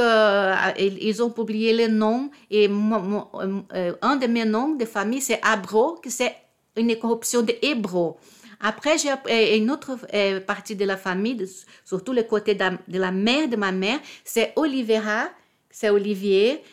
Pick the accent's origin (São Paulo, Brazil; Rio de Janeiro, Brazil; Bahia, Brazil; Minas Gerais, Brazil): Rio de Janeiro, Brazil; French is a second language; now in Paris, France; je suis née à Rio, d'un père catholique